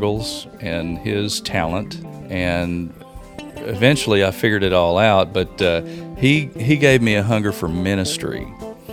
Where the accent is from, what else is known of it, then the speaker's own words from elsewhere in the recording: Oklahoma City, Oklahoma, United States; I grew up here in Oklahoma City, where we're sitting right now